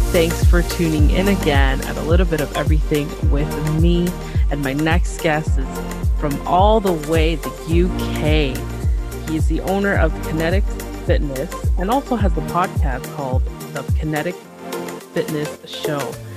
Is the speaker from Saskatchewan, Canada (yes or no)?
no; Toronto, Ontario, Canada; I'm from Toronto, Canada